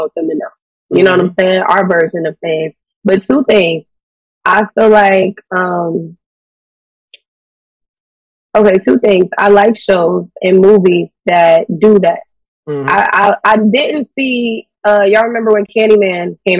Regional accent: the South, United States; we're from the South

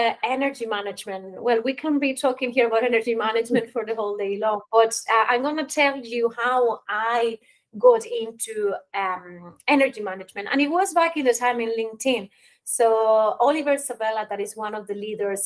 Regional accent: Spain; moved away as an adult; now in Ireland; I'm originally from Spain, but I spent the last 15 years working and living in Ireland.

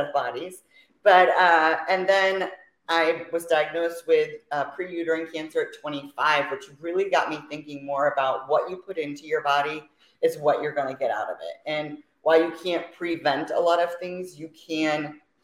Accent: Fort Myers, Florida, United States; also born or lived in Orlando, Florida; now in Riverview, United States; Was born and raised in Florida, Fort Myers, Florida.

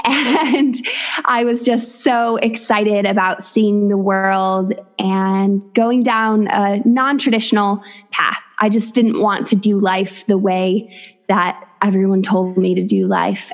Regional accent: upstate New York, United States; moved away as an adult; also born or lived in West Virginia / Thailand; now in Weston-super-Mare, United Kingdom; I'm originally from upstate New York, and I now live in the southwest of England in a tiny seaside town in Weston super Mare.

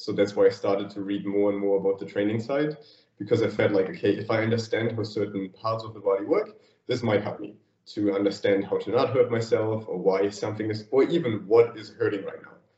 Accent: Thuringia, Germany; moved away as an adult; now in Berlin, Germany; I grew up like in it was it was always called like the green heart of Germany, Thuringia, and like a small 500 inhabitants village there

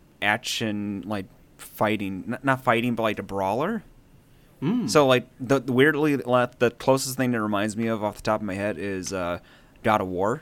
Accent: United States; We're American.

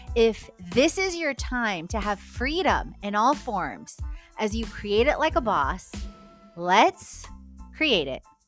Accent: Poland; moved away; my Polish passport is expired, even though I was born in Poland

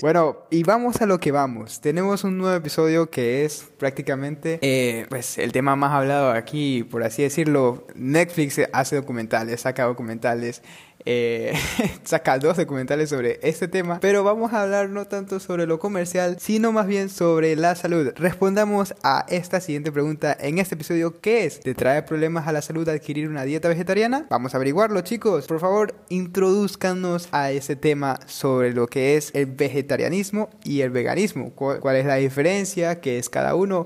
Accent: Ecuador; en Ecuador, que es de donde yo vengo

